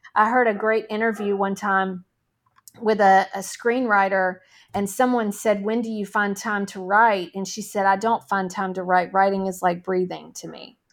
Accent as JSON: {"language": "English", "town": "Nashville", "region": "Tennessee", "country": "United States", "tie": "born or raised there", "said": "I grew up in Nashville, Tennessee"}